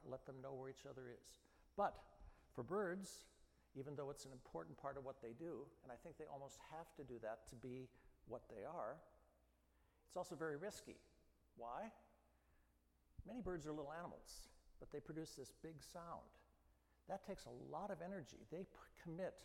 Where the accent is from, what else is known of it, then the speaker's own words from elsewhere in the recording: Midwest, United States; I grew up in the Midwest